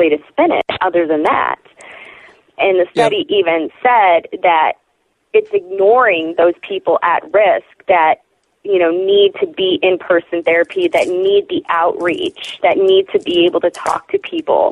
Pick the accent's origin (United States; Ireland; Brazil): United States; Chicago, Illinois; now in Oklahoma City, United States; in my hometown of Chicago